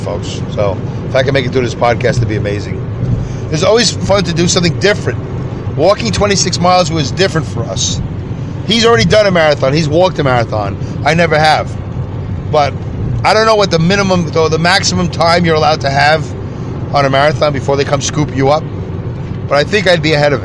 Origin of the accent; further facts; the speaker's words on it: New York City, New York, United States; accent: Brooklyn; that was Brooklyn right there